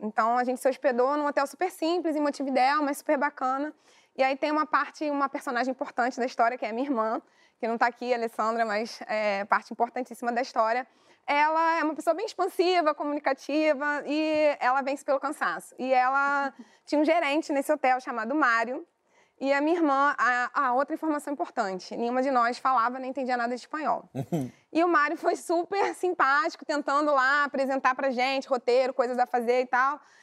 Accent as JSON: {"language": "Portuguese", "country": "Brazil", "said": "só somos nós, brasileiros"}